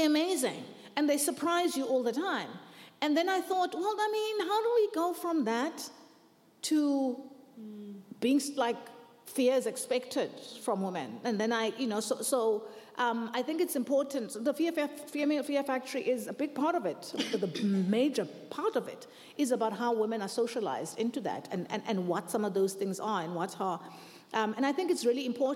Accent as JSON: {"language": "English", "country": "South Africa", "said": "I'm South African"}